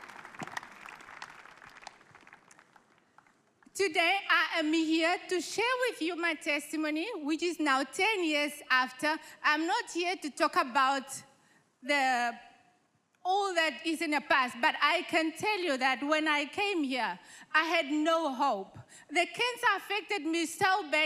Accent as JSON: {"language": "English", "country": "Namibia", "said": "I am from Namibia"}